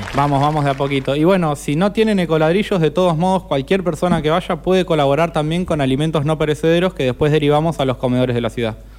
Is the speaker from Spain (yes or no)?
no; Argentina; somos argentinos